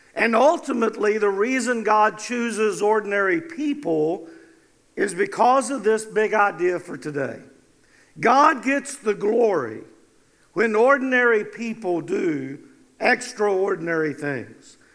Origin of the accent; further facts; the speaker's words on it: North Carolina, United States; I was from North Carolina